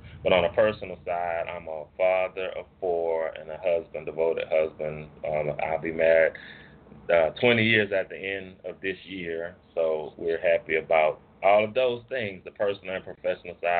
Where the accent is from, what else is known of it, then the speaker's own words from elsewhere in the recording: New Orleans, Louisiana, United States; moved away as an adult; now in Monroe, United States; I'm originally from New Orleans, and now I live in a place called Monroe, Louisiana